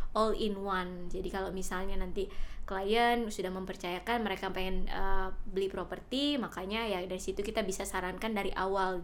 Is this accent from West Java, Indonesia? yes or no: no; Jakarta, Indonesia; first language Indonesian; moved away as an adult; now in Bali, Indonesia; menetap lebih lama di kota Jakarta di mana saya dibesarkan dan disekolahkan sampai tamat SMA